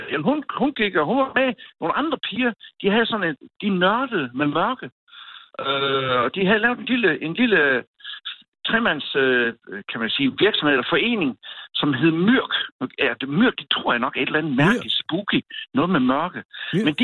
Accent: Southern Jutland, Southern Denmark, Denmark; moved away as an adult; also born or lived in Odense; now in Rudme, Denmark; jeg er faktisk sønderjyde

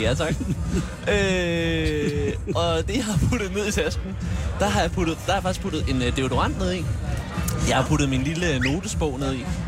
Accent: Tune, Zealand, Denmark; Der er jeg simpelthen vokset op i øh, det gave Tune

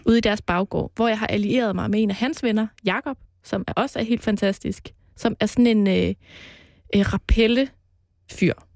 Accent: Jutland, Denmark; now in Copenhagen, Denmark; Jeg er jo fra Jylland

